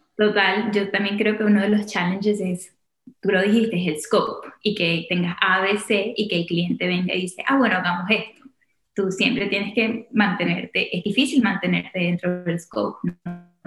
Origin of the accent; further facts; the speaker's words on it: Caracas, Capital District, Venezuela; moved away as an adult; also born or lived in Washington, D.C., United States; now in United States; nací y crecí en Caracas. A los 18 me vine a estudiar a, Estados Unidos.